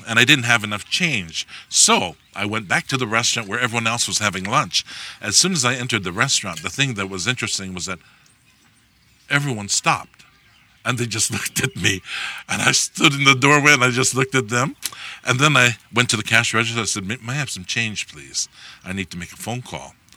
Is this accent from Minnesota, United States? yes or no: no; Hawaii, United States; I'm from Hawaii